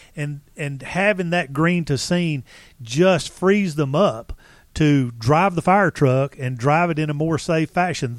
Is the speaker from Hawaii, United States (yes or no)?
no; Marietta, Georgia, United States; I was born and raised in Marietta, Georgia